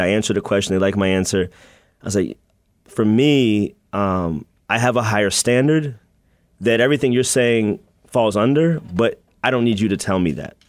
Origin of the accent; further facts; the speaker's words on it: United States; moved away as an adult; also born or lived in Washington, D.C. / Maryland / Virginia; now in Chicago, United States; I was born in D.C. and then I grew up in Maryland and Virginia.